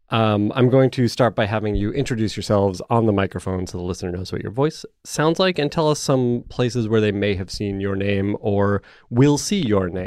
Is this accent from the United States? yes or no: no; Canada; Wait, I'm I Canadian.